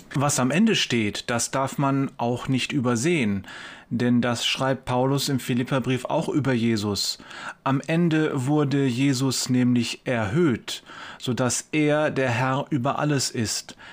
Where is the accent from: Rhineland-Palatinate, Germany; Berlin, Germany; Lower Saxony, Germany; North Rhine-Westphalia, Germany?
North Rhine-Westphalia, Germany; Wuppertal; Bei uns in Wuppertal